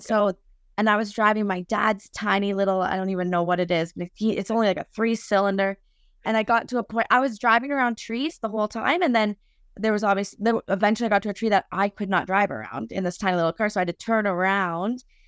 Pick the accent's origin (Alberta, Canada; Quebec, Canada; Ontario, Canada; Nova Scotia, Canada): Ontario, Canada; Lion's Head; I'm from Lionshead